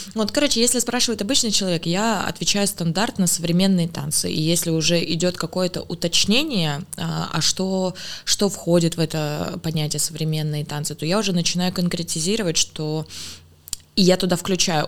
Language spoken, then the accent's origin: Russian; Smolensk, Smolensk Oblast, Russia; я из Смоленска, там была школа танцев